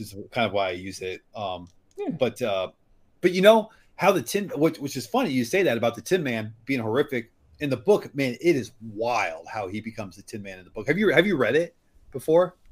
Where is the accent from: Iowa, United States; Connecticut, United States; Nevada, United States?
Iowa, United States; I'm from Iowa, and like the pig pigs here are a huge thing